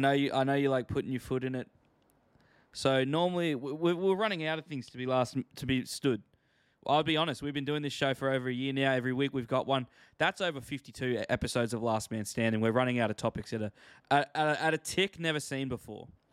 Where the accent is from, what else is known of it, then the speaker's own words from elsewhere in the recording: Queensland, Australia; I'm from Queensland